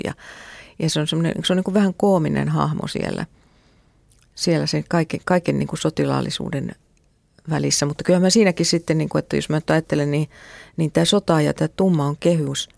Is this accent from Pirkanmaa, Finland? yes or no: yes; Mänttä, Pirkanmaa, Finland; mä oon tota, kotosin Mäntästä